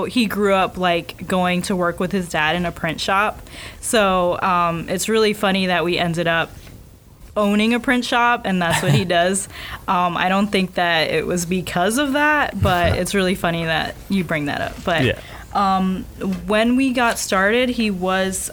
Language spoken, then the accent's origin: English; South Florida, United States; moved away as an adult; now in Orlando, United States; we are both from South Florida, and we went to the same high school